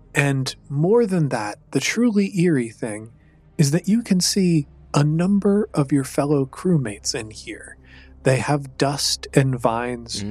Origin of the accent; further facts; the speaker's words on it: Chicago, Illinois, United States; my hometown of Chicago, Illinois